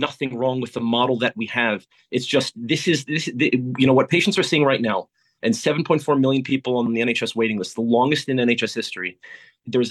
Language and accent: English; United States; moved away as an adult; now in United Kingdom; coming from where I come from the United States